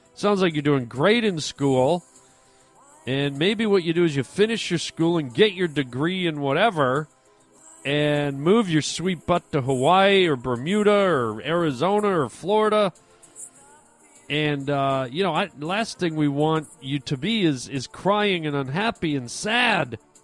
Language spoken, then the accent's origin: English; Toronto, Ontario, Canada; moved away; I'm from Toronto originally